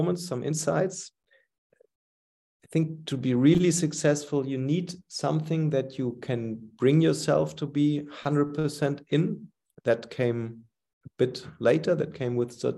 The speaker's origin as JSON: {"language": "English", "town": "Cologne", "region": "North Rhine-Westphalia", "country": "Germany", "tie": "born or raised there", "moved": "yes", "said": "We moved to my hometown, Cologne"}